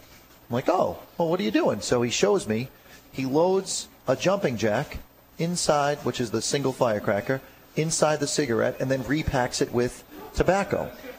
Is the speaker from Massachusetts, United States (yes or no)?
yes; Haverhill, Massachusetts, United States; as a kid, I grew up in Haverhill on 4th Ave, and I was 5 or 6, and back then, the fact that the neighborhood was as rough as it was didn't bother my parents